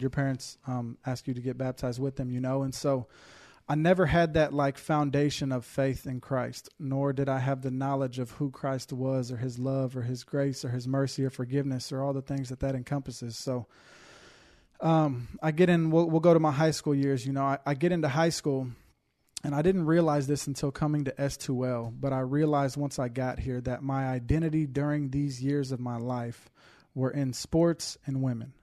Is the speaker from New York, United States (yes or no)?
no; Houston, Texas, United States; born and raised in Houston, Texas